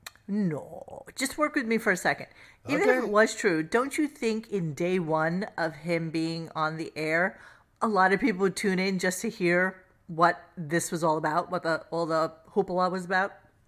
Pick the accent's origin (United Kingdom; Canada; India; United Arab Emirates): Canada; now in United States; I'm Canadian in Florida.